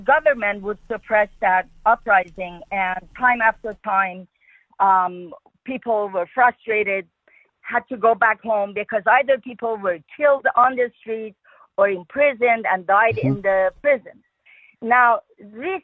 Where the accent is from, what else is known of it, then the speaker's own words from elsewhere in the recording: Tehran, Tehran Province, Iran; moved away as an adult; now in San Jose, United States; I was born in Tehran, and I left when I was 18 in 1976.